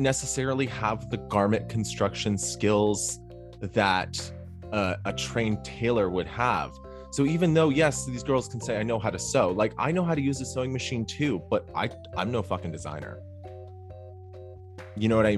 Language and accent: English; Toronto, Ontario, Canada; That I grew up with in Toronto